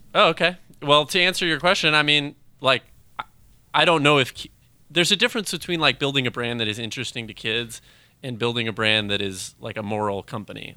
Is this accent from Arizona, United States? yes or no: yes; Phoenix, Arizona, United States; I'm from Phoenix